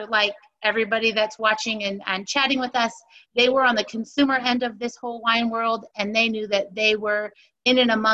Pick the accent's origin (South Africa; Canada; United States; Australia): United States; Northern California; born and raised in Northern California, I am the fifth generation